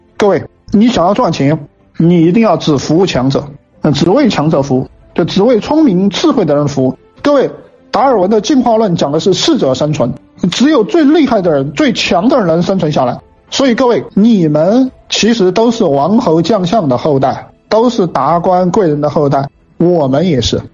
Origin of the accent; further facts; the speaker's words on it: China; 我们中国人，我们汉人